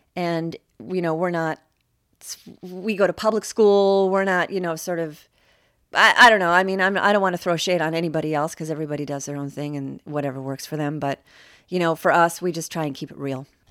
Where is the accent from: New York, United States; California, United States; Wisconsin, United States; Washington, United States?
Washington, United States; Seattle; now in Los Angeles, United States; I grew up in Seattle, which was a very, you know, very different place than the L A my kids are growing up in now